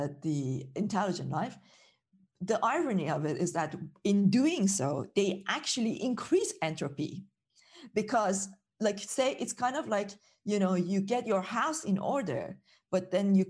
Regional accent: Iran; moved away as an adult; now in United Kingdom; I grew up in Iran

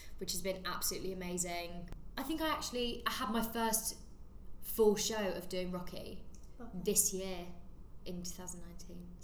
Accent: Suffolk, East of England, United Kingdom; moved away; also born or lived in Hertfordshire; I am originally from Suffolk, which is in the countryside

